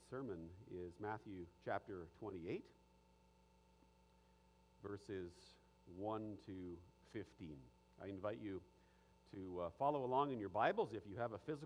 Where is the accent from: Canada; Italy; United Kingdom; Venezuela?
Canada; Ottawa, Ontario; I grew up in Ottawa